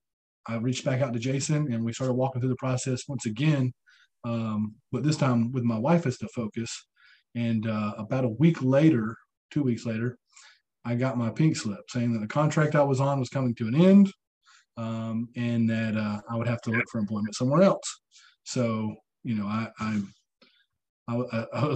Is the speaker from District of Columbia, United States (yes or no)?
no; Chattanooga, Tennessee, United States; moved away as an adult; now in Huntsville, United States; I'm about 2 hours from my hometown in Chattanooga